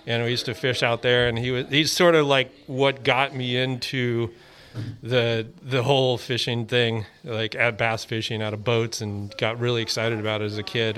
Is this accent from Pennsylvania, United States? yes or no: no; Pismo Beach, California, United States; moved away; also born or lived in San Francisco; I moved up to the city in 95. I grew up in Pismo Beach